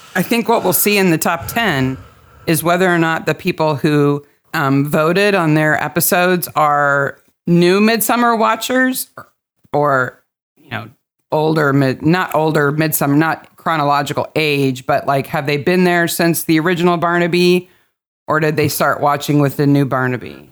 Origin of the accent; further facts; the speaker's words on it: United States; I'm an American